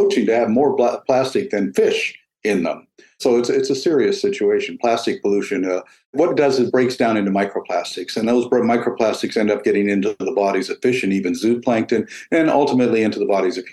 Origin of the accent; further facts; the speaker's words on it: Eastern Canada, Canada; moved away; When I was a child in the 50s, early 60s, nobody ate mussels in eastern Canada.